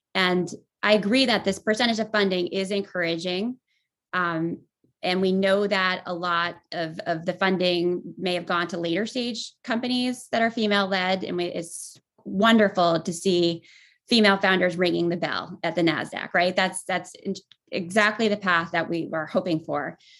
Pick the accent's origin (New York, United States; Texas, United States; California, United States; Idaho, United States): New York, United States; Voorheesville; moved away as an adult; also born or lived in Boston / Los Angeles; I grew up in upstate New York in a town outside Albany called Voorheesville.